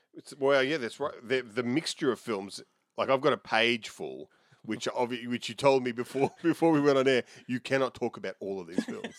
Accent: Melbourne, Victoria, Australia; When I was a kid growing up in Oakley

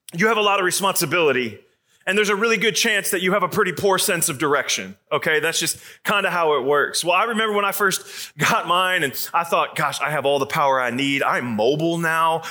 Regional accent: Arizona, United States; now in Atlanta, United States; I'm from Atlanta now, but I grew up in Arizona

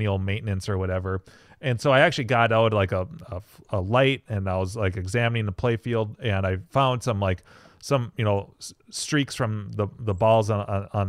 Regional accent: St. Cloud, Minnesota, United States; where I grew up in St. Cloud

